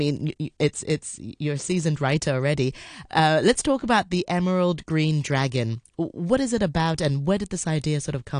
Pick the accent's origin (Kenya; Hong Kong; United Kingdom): Hong Kong; I grew up in Hong Kong